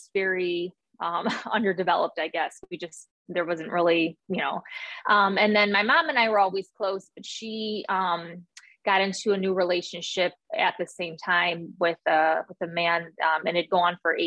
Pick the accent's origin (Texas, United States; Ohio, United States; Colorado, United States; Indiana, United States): Indiana, United States; Northwest; moved away as an adult; also born or lived in Arizona; now in Alabama, United States; I grew up in Northwest Indiana